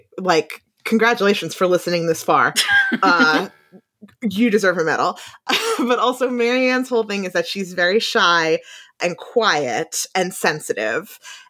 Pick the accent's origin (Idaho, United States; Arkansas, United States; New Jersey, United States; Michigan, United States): New Jersey, United States; growing up in New Jersey